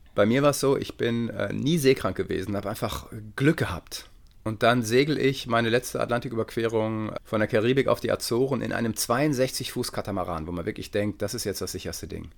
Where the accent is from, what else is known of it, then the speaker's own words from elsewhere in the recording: Detmold, North Rhine-Westphalia, Germany; Ich komme aus Detmold, also äh, da gibt es halt nichts